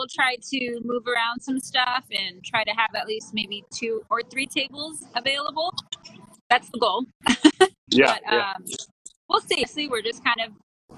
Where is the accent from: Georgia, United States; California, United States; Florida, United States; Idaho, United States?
California, United States; moved away; also born or lived in Hawaii; Lived in Hawaii 9 years. I come from California